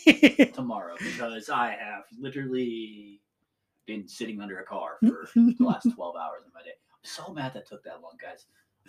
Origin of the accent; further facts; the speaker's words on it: California, United States; now in Colorado, United States; I'm from California, but like we live currently in Colorado.